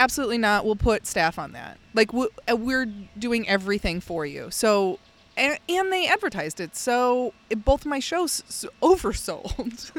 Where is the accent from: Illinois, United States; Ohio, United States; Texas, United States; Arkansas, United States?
Illinois, United States; outside of Chicago; moved away; growing up outside of Chicago, I would go to the Shed Aquarium